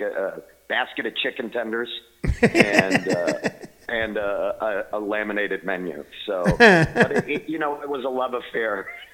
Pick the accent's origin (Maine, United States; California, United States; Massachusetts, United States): Maine, United States; moved away as an adult; also born or lived in Boulder, Colorado / Los Angeles; now in Denver, United States; I'm from Maine, but I've been out west now for a while. I live in Denver and Los Angeles most of the time